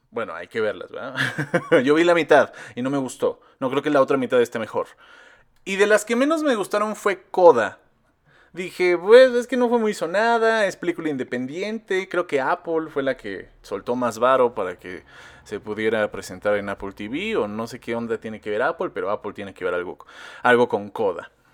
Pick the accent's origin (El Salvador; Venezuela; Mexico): Mexico; Nosotros como mexicanos